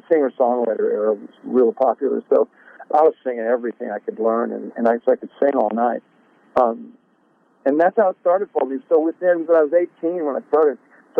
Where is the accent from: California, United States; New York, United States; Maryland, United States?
California, United States; Sacramento; also born or lived in Southern Oregon; I grew up in Sac.